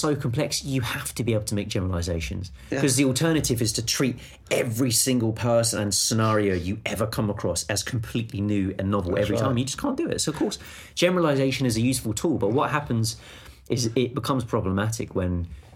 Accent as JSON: {"language": "English", "region": "England", "country": "United Kingdom", "said": "as the English"}